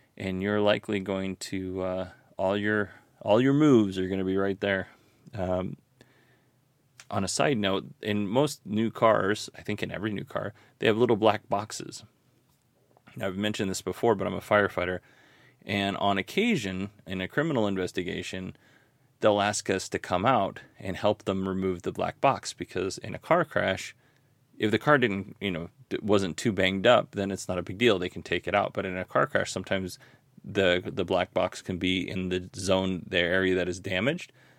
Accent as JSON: {"language": "English", "region": "Alaska", "country": "United States", "tie": "born or raised there", "said": "I grew up in Alaska"}